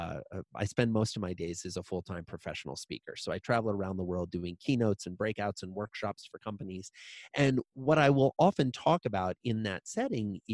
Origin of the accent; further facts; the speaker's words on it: Iowa, United States; I grew up in a small town in Iowa